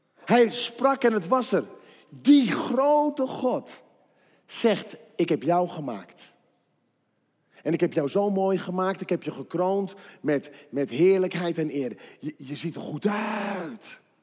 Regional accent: 's-Hertogenbosch, North Brabant, Netherlands; Ik kom uit Den Bosch en ik heb drie kinderen

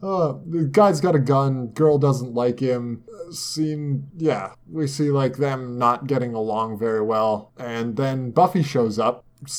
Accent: Canada; As a Canadian, right?

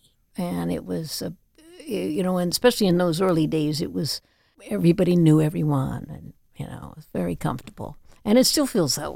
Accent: Chapel Hill, North Carolina, United States; now in Martha's Vineyard, United States; we grew up in Chapel Hill, North Carolina, which I love also

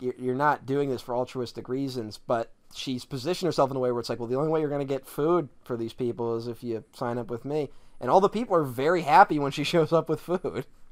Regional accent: Philadelphia, Pennsylvania, United States; I'm Italian and I'm from Philly

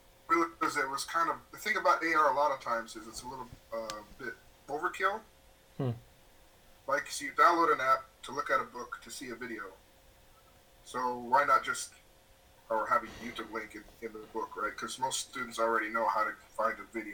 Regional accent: Arizona, United States; moved away as an adult; also born or lived in Wisconsin; now in Japan; I'm an American. I was born in Wisconsin, but I grew up in Arizona and did undergrad all through undergrad in Arizona

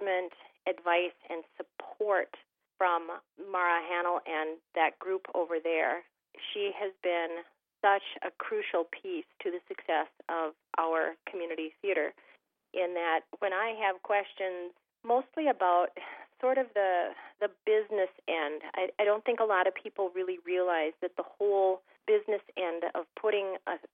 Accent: Thief River Falls, Minnesota, United States; I grew up in Thief River Falls, Minnesota

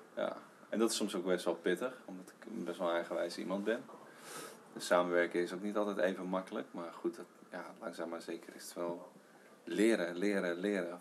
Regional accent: Heerenveen, Friesland, Netherlands; also born or lived in Leeuwarden; ik ben gewoon opgegroeid in Heerenveen en ik, gewoon Nederlandse jongen

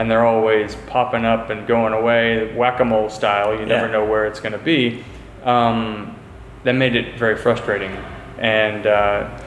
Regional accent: Houston, Texas, United States; I'm from Houston, Texas

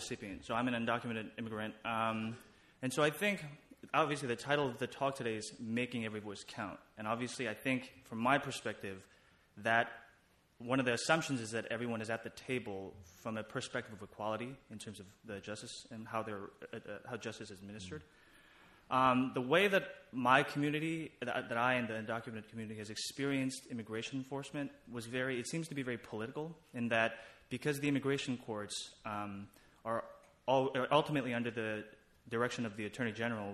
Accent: New York City, New York, United States; I'm also from Queens

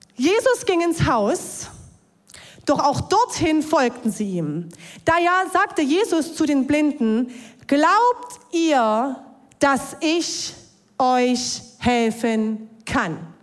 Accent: Ore Mountains, Saxony, Germany; Ich bin gläubig aufgewachsen im Erzgebirge

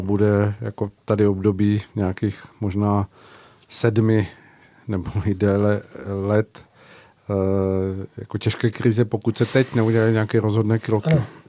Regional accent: Czechia; my jako Češi jsme někdy nebyli

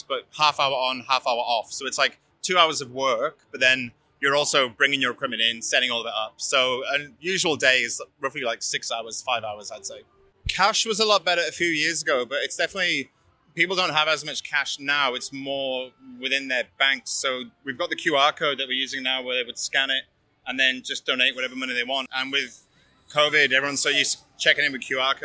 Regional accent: Wales, United Kingdom; moved away as an adult; also born or lived in Cairns, Australia / Byron Bay, Australia / Sydney, Australia; now in Melbourne, Australia; I'm from Wales, originally in the United Kingdom

